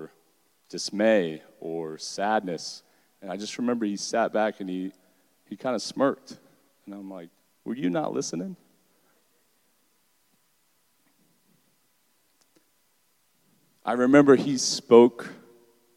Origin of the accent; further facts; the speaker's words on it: Deltona, Florida, United States; I'm a product of Volusia County Schools. I grew up in Deltona